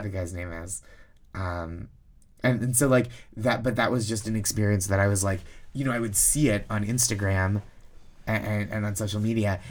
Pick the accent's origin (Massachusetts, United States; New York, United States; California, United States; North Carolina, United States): Massachusetts, United States; Boston; I, I grew up around there.